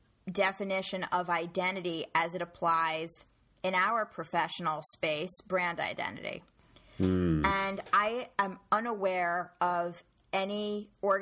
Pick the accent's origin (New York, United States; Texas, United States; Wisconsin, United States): New York, United States; I was born and raised in New York